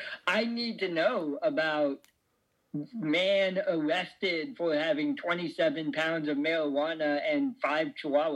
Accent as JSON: {"language": "English", "town": "Bend", "region": "Oregon", "country": "United States", "tie": "born or raised there", "said": "I grew up in Bend, Oregon"}